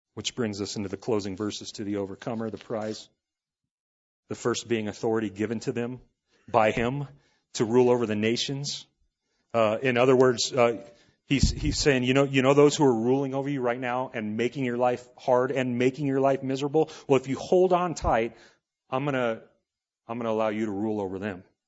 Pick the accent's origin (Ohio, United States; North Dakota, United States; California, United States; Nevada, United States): California, United States; Los Angeles; I grew up in Los Angeles in the eighties